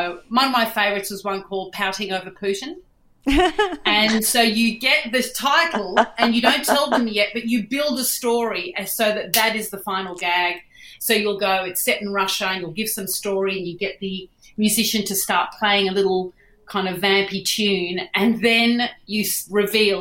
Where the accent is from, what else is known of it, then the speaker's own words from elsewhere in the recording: Sydney, New South Wales, Australia; I grew up in Bondi above a restaurant